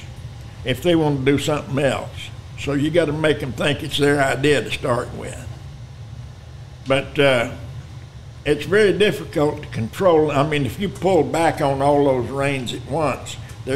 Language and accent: English; Lubbock, Texas, United States; also born or lived in Lamesa, Texas / Austin, Texas; I was born in La Mesa, Texas, raised in Lubbock and Austin